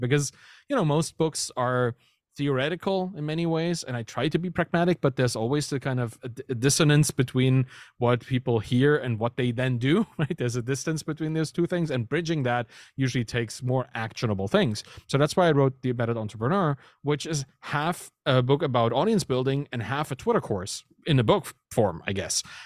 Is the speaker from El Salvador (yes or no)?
no; Germany; moved away as an adult; now in Canada; I'm German, right? I, I grew up there, and I, I moved from Germany to Canada just recently, a year ago